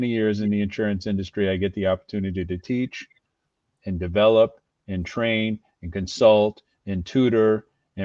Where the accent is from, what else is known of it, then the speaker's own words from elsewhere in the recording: Newburgh, New York, United States; also born or lived in Bloomingburg, New York; I've been here all my life